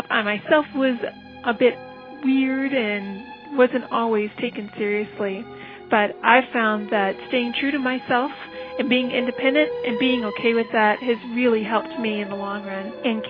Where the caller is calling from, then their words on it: Massachusetts, United States; I'm calling from Massachusetts.